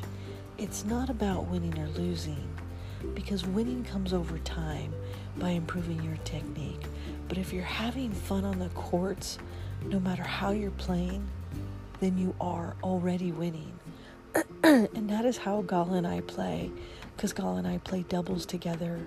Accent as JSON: {"language": "English", "region": "California", "country": "United States", "moved": "yes", "said": "I am from California. That is my home sweet home."}